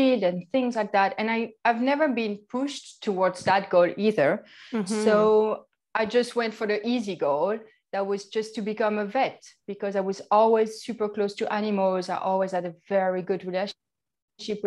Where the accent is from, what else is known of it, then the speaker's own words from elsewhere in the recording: Grand Est, France; accent: French; English is a second language; moved away; I'm from France, obviously. I think you can really hear it.